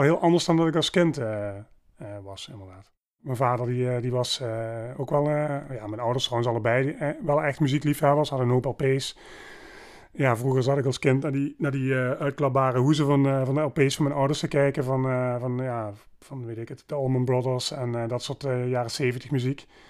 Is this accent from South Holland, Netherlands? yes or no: no; Maastricht, Limburg, Netherlands; In Maastricht. Ehm, ben hier geboren en getogen